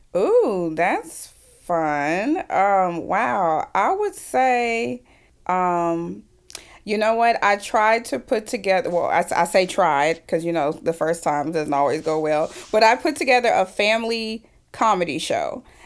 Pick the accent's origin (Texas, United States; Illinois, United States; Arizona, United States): Texas, United States; Fort Worth; I came back to my hometown of Fort Worth, Texas, That's where I'm from.